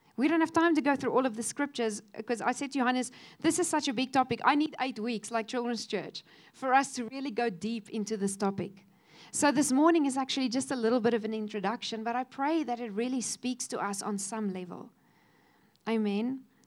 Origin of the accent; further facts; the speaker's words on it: Cape Town, Western Cape, South Africa; also born or lived in Kofinia; we moved from Kofinia into uh, Cape Town, and suddenly there was this huge school with all these children